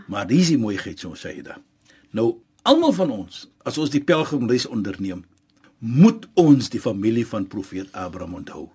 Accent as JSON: {"language": "Afrikaans", "region": "Western Cape", "country": "South Africa", "said": "ons as Suid-Afrikaners in ons in die Kaap"}